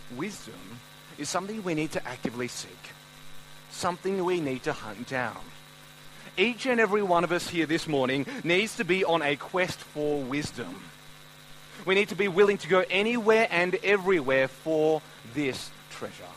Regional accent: Melbourne, Victoria, Australia; I've grown up in Melbourne my whole life

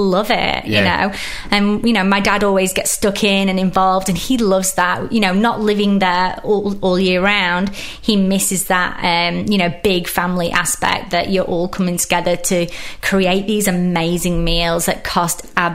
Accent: England, United Kingdom; accent: British; I grew up in England

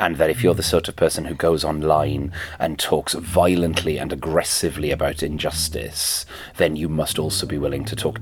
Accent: Wales, United Kingdom; first language Welsh; English is a second language; being a Welsh speaker and a second language English speaker

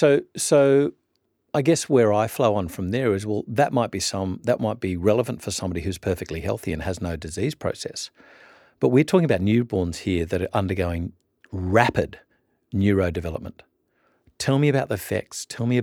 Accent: Orange, New South Wales, Australia; Sarah and I have a bit of a link in that we both did some growing up in Orange, New South Wales.

